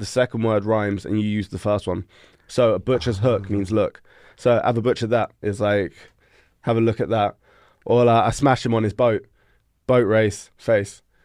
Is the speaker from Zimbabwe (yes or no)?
no; London, United Kingdom; moved away as an adult; now in Denmark; I was born and raised in London